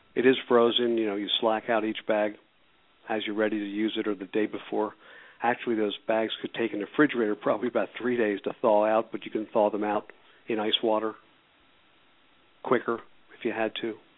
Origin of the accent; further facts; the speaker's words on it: Philadelphia, Pennsylvania, United States; I was born and raised in Philadelphia.